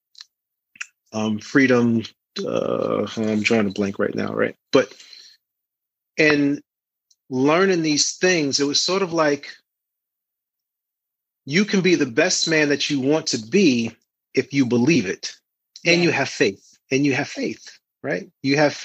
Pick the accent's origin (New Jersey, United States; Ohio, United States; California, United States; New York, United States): New York, United States; New York City; I'm from Harlem, and a lot of my friends were always into the street life